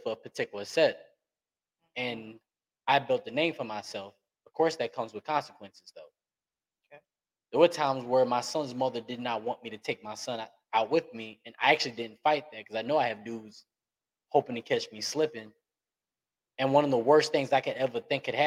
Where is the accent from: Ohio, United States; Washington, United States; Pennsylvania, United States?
Pennsylvania, United States; Philadelphia; moved away; also born or lived in Atlanta, Georgia / Little Rock, Arkansas; I'm already from Philly, that's a major city. Coming to Atlanta was like a slowdown from Philly